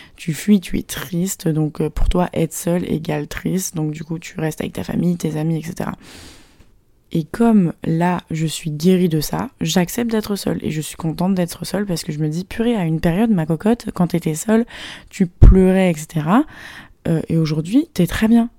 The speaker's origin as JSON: {"language": "French", "country": "France", "moved": "as an adult", "lives_now": "Shanghai, China", "said": "Je suis française"}